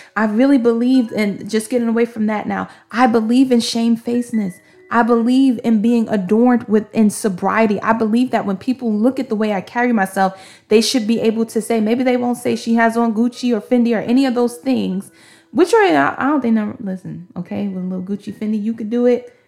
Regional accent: New York City, New York, United States; I'm from Brooklyn, Brooklyn

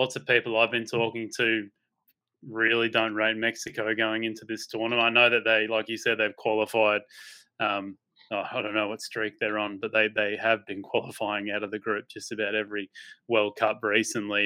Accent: Australia; I'm Australian through and through

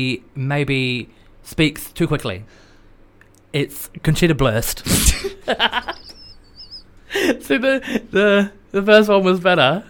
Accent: North East England, United Kingdom; accent: Geordie; But I've come back to the UK. Mm. Who am I? I'm Geordie.

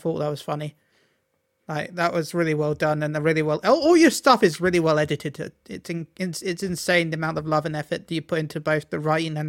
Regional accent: United Kingdom; That's true, we are British.

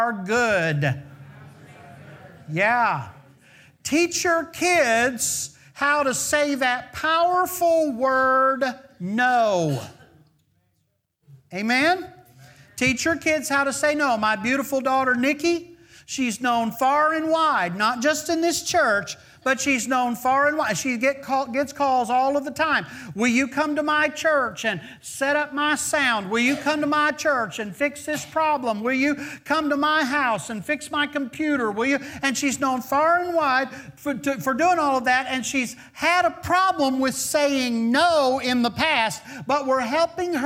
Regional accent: the South, United States; we're kind of from the South

